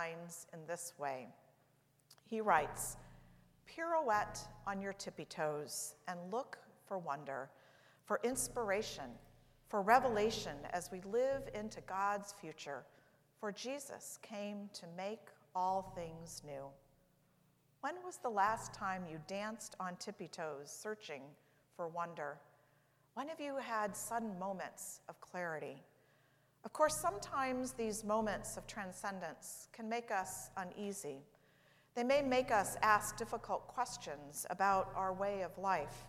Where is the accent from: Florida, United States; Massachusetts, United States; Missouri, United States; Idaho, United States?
Missouri, United States; St. Louis; moved away; St. Louis, my hometown